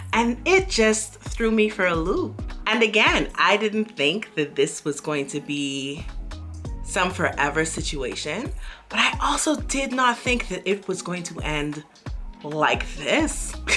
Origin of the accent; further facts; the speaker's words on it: Bahamas; moved away as an adult; now in Beijing, China; I'm from the Bahamas and we have beaches for days